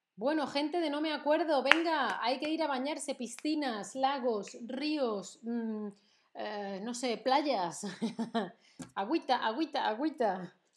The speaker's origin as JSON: {"language": "Spanish", "town": "Seville", "region": "Andalusia", "country": "Spain", "tie": "born or raised there", "moved": "yes", "said": "fue a mi ciudad de origen, no fue nada especial, no fue nada original, no fui a Tombuctú ni a Honolulu, no, no, no, fui a Sevilla"}